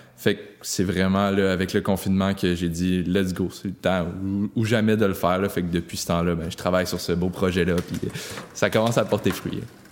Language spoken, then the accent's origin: French; Sainte-Anne-des-Monts, Quebec, Canada; je suis originaire de Saint-Anne-des-Monts